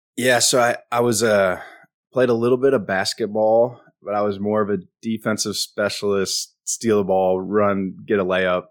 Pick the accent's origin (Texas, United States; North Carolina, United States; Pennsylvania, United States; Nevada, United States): Texas, United States; Richmond; moved away; also born or lived in Omaha, Nebraska; I was born in Omaha, Nebraska, but then my dad was in the F B I, and he got transferred down here 'cause he had, he kinda put in for transfer. He wanted to do something a little different, go to a big city. And so we moved down here for about eight years, started playing football in second grade, lived in Richmond, Texas